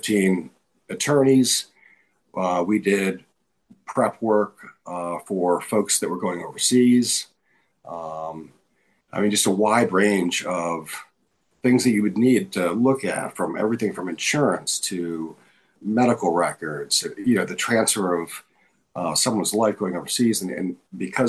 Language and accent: English; Rochester, New York, United States; moved away as an adult; also born or lived in Nashville, Tennessee; a reserve unit back in my hometown, which is, of course, Rochester, where we grew